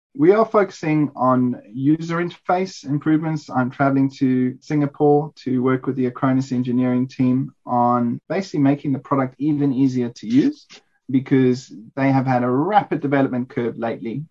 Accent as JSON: {"language": "English", "country": "South Africa", "said": "as a South African"}